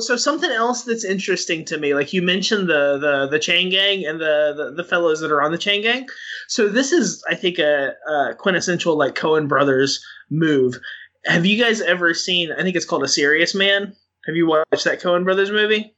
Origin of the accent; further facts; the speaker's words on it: Western Arkansas, United States; in Western Arkansas, where I grew up